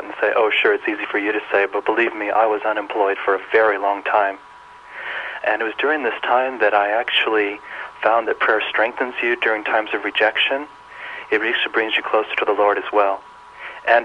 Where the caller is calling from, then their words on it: Boynton Beach, Florida, United States; I'm calling from Boynton Beach, Florida.